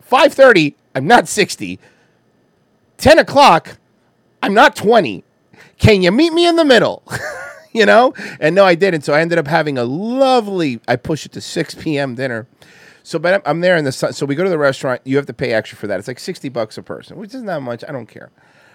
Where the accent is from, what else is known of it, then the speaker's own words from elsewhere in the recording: Cuba; now in United States; They have my thick accent. Like, bro, literally, bro, like I'm fucking American, bro. Like, I don't give a fuck what you say, bro, all right? I'm like really American, bro. Fuck Cuba, bro. I'm not going back to that place.